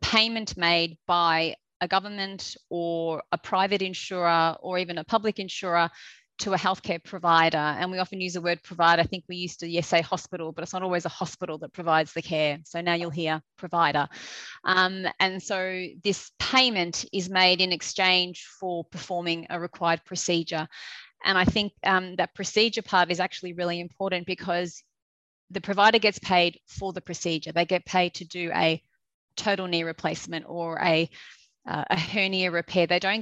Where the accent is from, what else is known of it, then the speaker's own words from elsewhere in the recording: Australia; accent: Australian; moved away as an adult; now in United Kingdom; I'm an Australian, which you will hear very quickly with the accent.